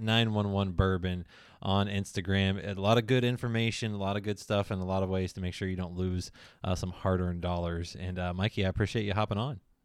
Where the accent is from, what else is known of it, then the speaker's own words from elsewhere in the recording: Lexington, United States; I'm from Lexington